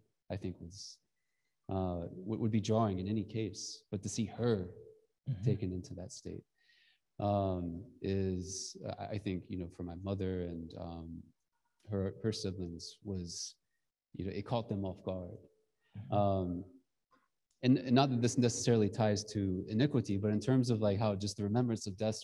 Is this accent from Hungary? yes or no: no; Georgia, United States; moved away; I'm from Georgia.